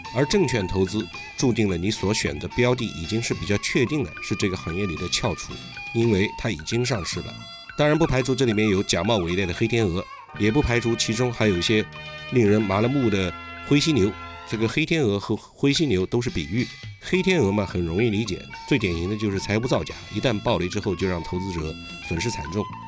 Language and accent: Chinese; China; 就一如我们中国人把房产的买卖交给中介一般